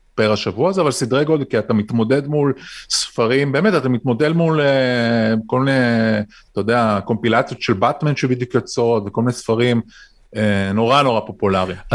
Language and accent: Hebrew; Israel